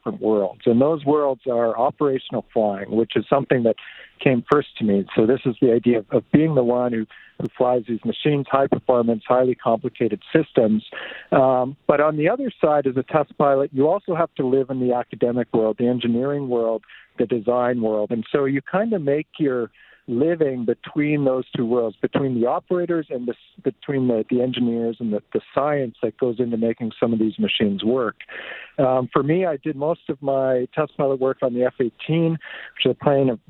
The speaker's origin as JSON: {"language": "English", "town": "Two Hills", "region": "Alberta", "country": "Canada", "tie": "born or raised there", "also_born_or_lived": "Fort Saskatchewan, Alberta", "said": "I was born in Fort Saskatchewan, but I grew up mostly on a farm east of there, so by Two Hills. I went to school in Two Hills."}